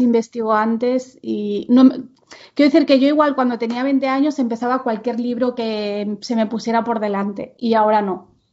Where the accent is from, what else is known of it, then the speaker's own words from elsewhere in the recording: Menorca, Balearic Islands, Spain; first language Catalan; Spanish is a second language; moved away; also born or lived in Barcelona; en donde yo nací, en Menorca, eh, todo el mundo es bilingüe, pero básicamente el idioma es el catalán. O sea, yo no me imagino hablándole a mi madre en castellano